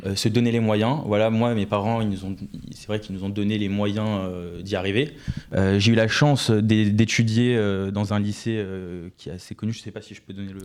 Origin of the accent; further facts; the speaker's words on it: Neuilly-sur-Seine, Île-de-France, France; je viens de Neuilly-sur-Seine